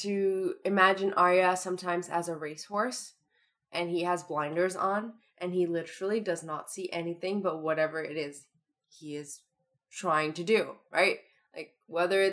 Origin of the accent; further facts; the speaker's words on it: Toronto, Ontario, Canada; accent: Toronto; I'm just using my Toronto accent